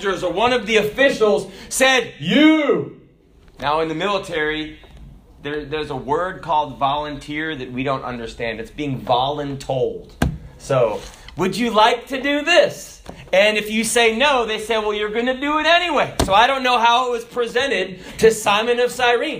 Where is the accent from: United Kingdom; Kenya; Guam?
Kenya; I was born in Kenya